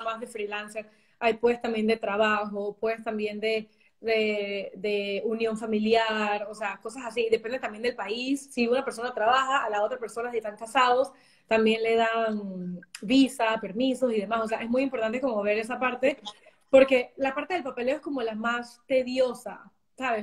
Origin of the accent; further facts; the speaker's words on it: Panama; moved away as an adult; also born or lived in New York; now in Germany; como panameño